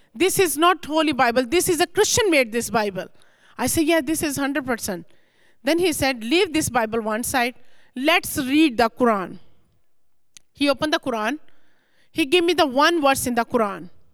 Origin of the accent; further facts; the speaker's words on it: Lahore, Punjab, Pakistan; moved away as an adult; now in United States; I born and raised very strong Muslim family in Pakistan, Lahore city